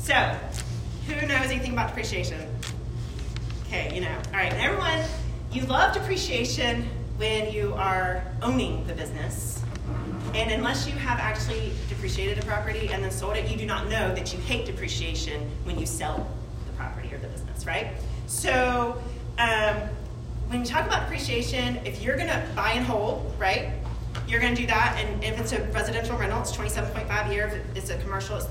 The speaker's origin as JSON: {"language": "English", "town": "Chapin", "region": "South Carolina", "country": "United States", "tie": "born or raised there", "said": "I'm from Chapin and I know a lot of people in Chapin. I've been in Chapin since 1983. So I was a young girl, whatever. Whenever we moved here"}